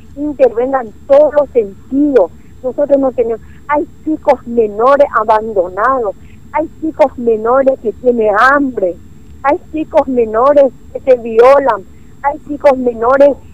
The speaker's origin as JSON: {"language": "Spanish", "town": "Clorinda", "region": "Formosa", "country": "Argentina", "said": "nosotros los, los florindenses"}